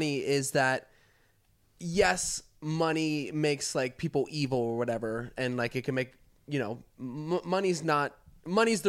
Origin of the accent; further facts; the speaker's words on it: Florida, United States; we are two kids from Florida